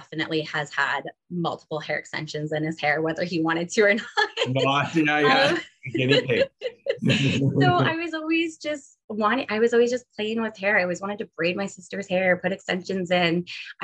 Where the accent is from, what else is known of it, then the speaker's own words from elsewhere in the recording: Ontario, Canada; moved away as an adult; also born or lived in Calgary; now in Kelowna, Canada; we're all originally from Ontario